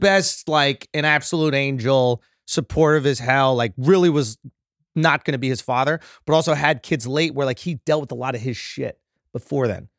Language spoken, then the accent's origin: English; New York, United States; born or raised there